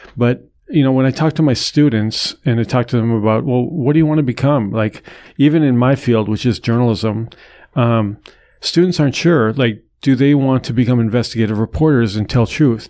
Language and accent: English; North Dakota, United States; moved away; my home state of North Dakota